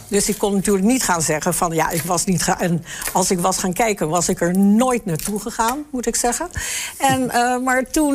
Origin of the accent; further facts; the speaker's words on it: the West, western Netherlands, Netherlands; moved away as an adult; also born or lived in Enschede; Ik kom uit het Westen